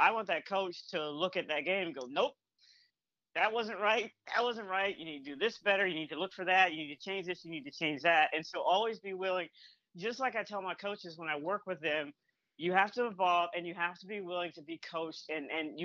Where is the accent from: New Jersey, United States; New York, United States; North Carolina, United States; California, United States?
North Carolina, United States; also born or lived in Michigan / Massachusetts; now in Atlanta, United States; I grew up in North Carolina and, and I live in the Atlanta area now